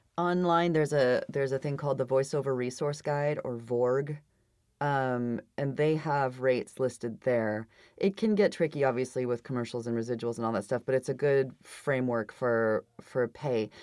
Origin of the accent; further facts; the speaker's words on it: Idaho, United States; I'm from Idaho